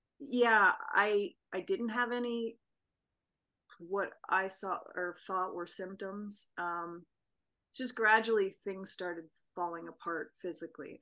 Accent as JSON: {"language": "English", "area": "Vancouver Island", "region": "British Columbia", "country": "Canada", "tie": "born or raised there", "said": "I grew up on Vancouver Island"}